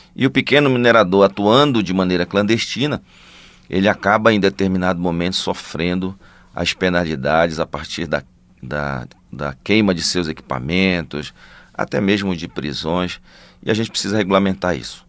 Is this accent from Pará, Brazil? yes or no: yes; Parauapebas, Pará, Brazil; Eu venho de Parauapebas